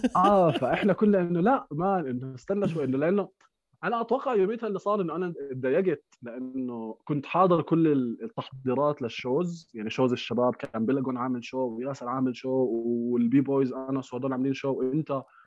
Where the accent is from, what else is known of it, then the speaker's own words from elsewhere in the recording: Amman, Amman Governorate, Jordan; احنا برضه كنا جيران نوعا ما انا يعني كنت براسا